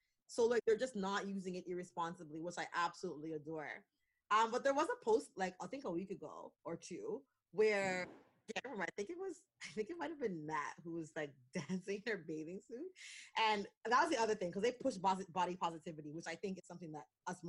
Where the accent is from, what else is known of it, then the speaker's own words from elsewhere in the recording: Canada; we're still excited to be Canadian